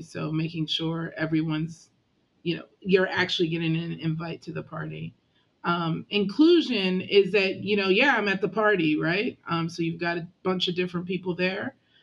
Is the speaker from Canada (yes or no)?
yes; Canada; moved away; I'm Canadian, born and raised